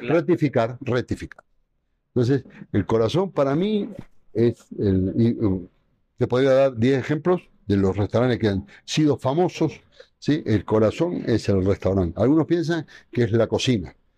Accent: Argentina; moved away as an adult; now in Quito, Ecuador; Yo soy este, amante del fútbol, como la gran mayoría de los argentinos

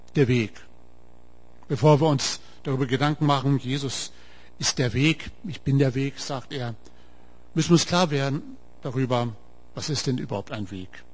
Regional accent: Wolfsburg, Lower Saxony, Germany; accent: Hochdeutsch; moved away as an adult; now in Heidenheim, Germany; Ihr merkt es an meinem Dialekt, ich spreche Hochdeutsch. Ich komme aus Norden, aus Wolfsburg.

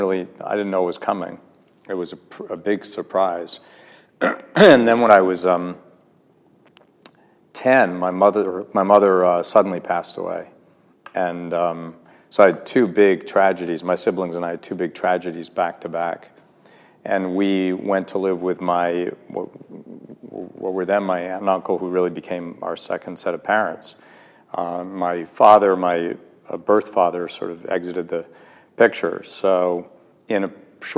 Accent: Massachusetts, United States; I was born in Massachusetts to a family of highly educated parents

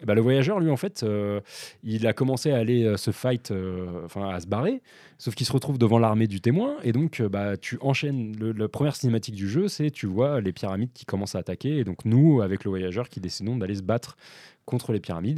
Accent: France; en tant que Français

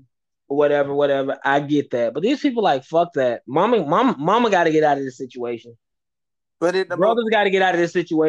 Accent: Alabama, United States; I'm from Alabama

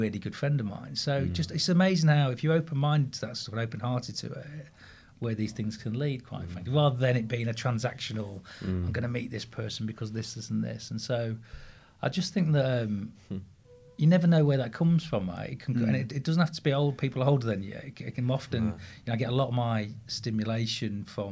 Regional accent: Grimsby, Yorkshire and the Humber, United Kingdom; born or raised there

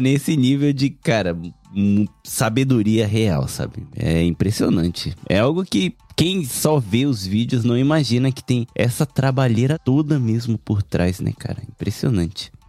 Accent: Japan; Meu português é todo errado, porque eu cresci no Japão

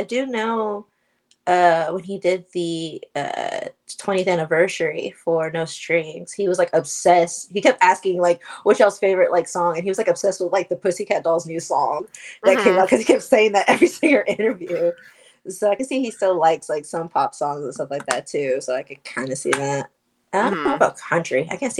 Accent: Oklahoma, United States; I'm from Oklahoma

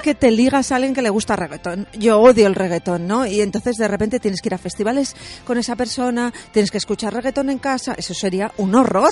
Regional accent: Castilla-La Mancha, Spain; yo soy de Castilla-La Mancha, es una comunidad autónoma

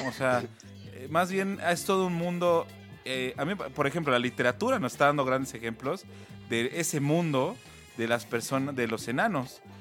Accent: Mexico; los mexicanos somos

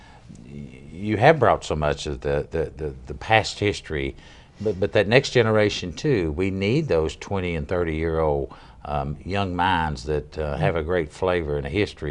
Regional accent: Oak Ridge, Tennessee, United States; now in Williamson County, United States; I was born in Oak Ridge over at Anderson County

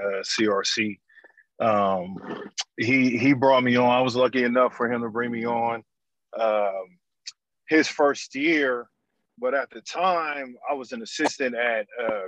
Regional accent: Oakland, California, United States; also born or lived in Sacramento / Germany; born and raised in Oakland, Bishop O'Dowd High School

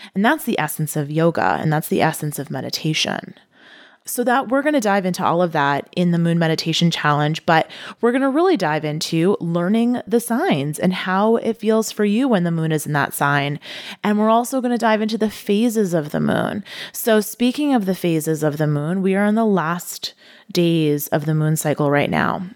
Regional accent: United States; as an American

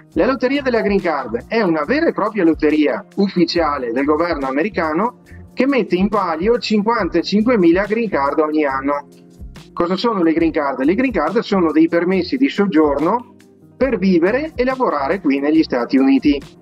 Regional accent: Vicenza, Veneto, Italy; accent: Venetian; now in Naples, United States; io sono vicentino, vicentino puro sangue e veneto anche

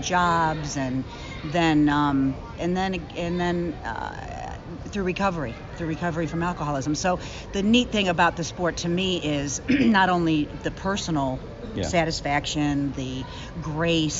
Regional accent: Willoughby, Ohio, United States; I grew up on the East Side. I grew up in, was born in Willoughby, graduated from Mentor High

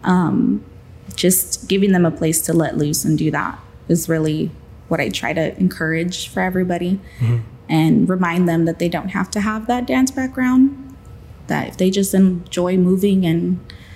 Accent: Pearsall, Texas, United States; My hometown, I grew up here.

